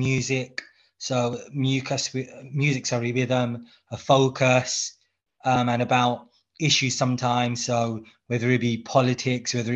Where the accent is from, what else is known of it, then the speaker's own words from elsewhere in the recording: London, United Kingdom; So I've been born and brought up in London to Bangladeshi parents, myself, who migrated in the 80s to the UK